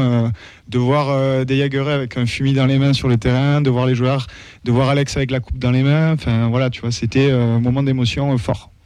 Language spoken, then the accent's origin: French; Toulouse, Occitania, France; je suis né à Toulouse